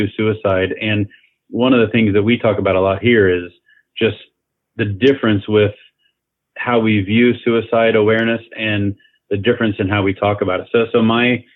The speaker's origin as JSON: {"language": "English", "town": "Kansas City", "region": "Missouri", "country": "United States", "tie": "born or raised there", "moved": "yes", "said": "as a young man growing up in Kansas City, Missouri area"}